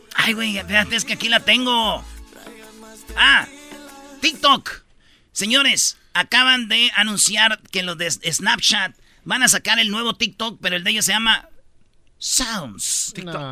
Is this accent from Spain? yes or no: no; Jiquilpan, Michoacán, Mexico; yo soy de Jiquilpan